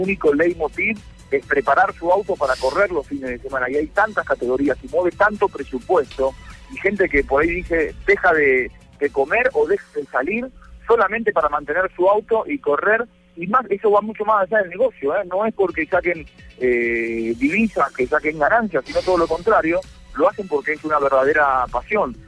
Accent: Argentina; como argentino, a mí me pasa

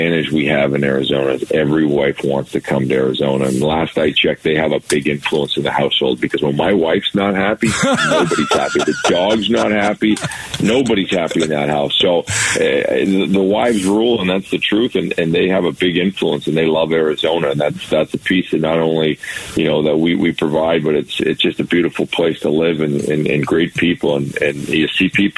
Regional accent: Canada; moved away; we grew up in Canada playing in these small arenas that were packed

